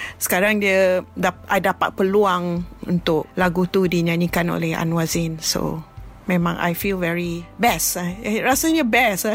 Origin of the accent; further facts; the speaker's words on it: Penang, Malaysia; Saya berasal dari Pulau Pinang.